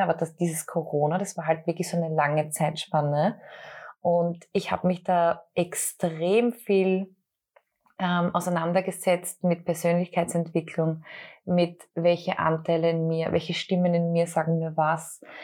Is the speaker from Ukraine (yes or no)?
no; Austria; als Österreicherin